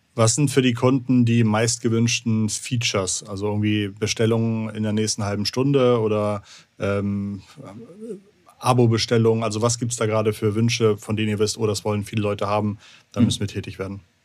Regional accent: Hamburg, Germany; als Hamburger

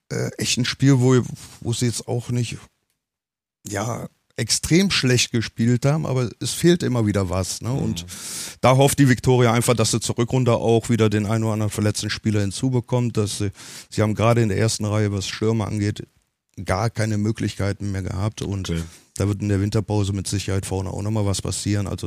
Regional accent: Cologne, North Rhine-Westphalia, Germany; ich das bin Kölsche, ich bin mhm. Kölner und ich, mhm. ich bin von Herzen Kölner.

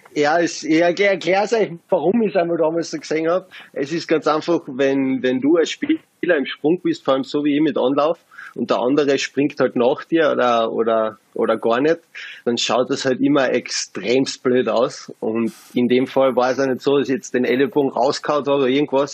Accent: Carinthia, Austria; als Kärntner

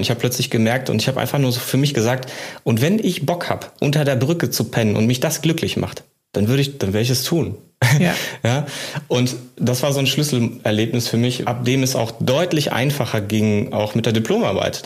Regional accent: Germany; bei uns in Deutschland

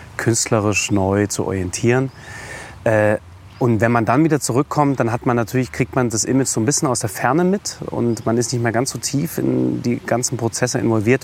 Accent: Dresden, Saxony, Germany; moved away; ich bin äh, auf dem Hochland groß geworden, bin in Bülau, dresden bülau dann zur Schule gegangen

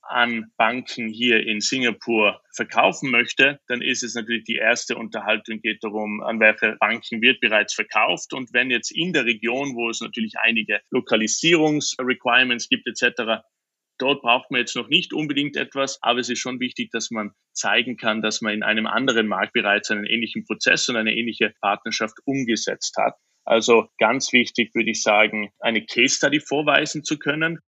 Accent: Austria; moved away; als Österreicher

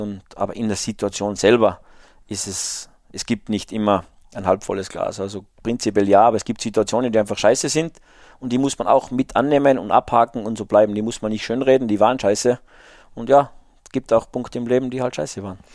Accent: the mountains of Salzburg, Austria; ich bin halt in den Bergen Salzburgs aufgewachsen

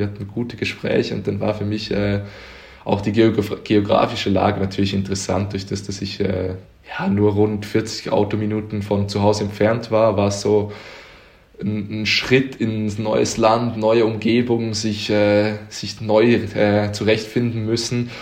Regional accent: Uster, Zurich, Switzerland; moved away as an adult; now in Konstanz, Germany; Ich bin in Uster geboren. Das ist in der Nähe von Zürich

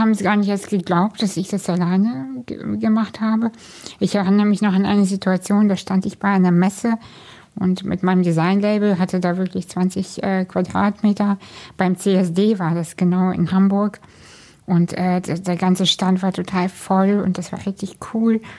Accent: Kazakhstan; moved away; ich komme aus einer Arbeiterfamilie, wir sind aus Kasachstan emigriert.

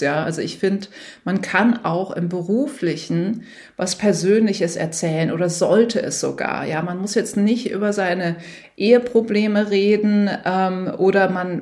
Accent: Germany; moved away as an adult; also born or lived in New York / San Francisco; bin aus Deutschland

